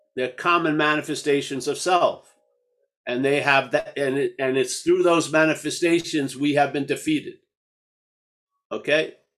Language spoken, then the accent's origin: English; United States; I grew up in America. I've learned English in this way